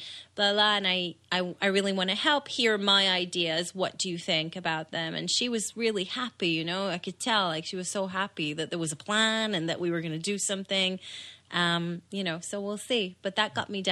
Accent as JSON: {"language": "English", "country": "Israel", "tie": "born or raised there", "moved": "yes", "said": "I was born in Israel. In Israel, you sort of start school when you're six."}